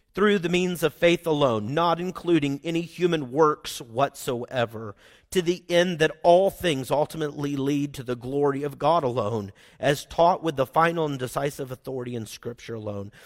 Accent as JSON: {"language": "English", "region": "Oklahoma", "country": "United States", "accent": "Oklahoman", "said": "I'm from Oklahoma. I speak Oklahoman and not that well."}